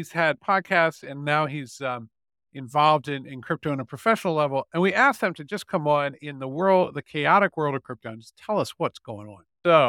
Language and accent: English; Ireland; I'm Irish. I put all of my savings into lottery tickets.